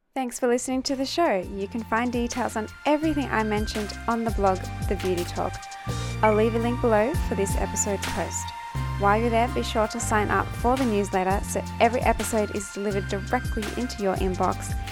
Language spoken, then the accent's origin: English; Australia; now in Hong Kong; my home country, which is Australia.